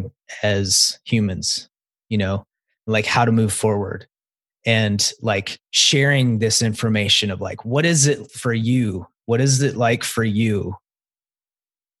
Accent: the South, United States; I grew up in the South

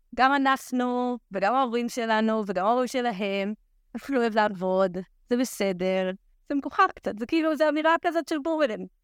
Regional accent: Shim'a, Judea and Samaria, Israel; רכזת נוער ביישוב שמעה, ביישוב שגדלתי בו

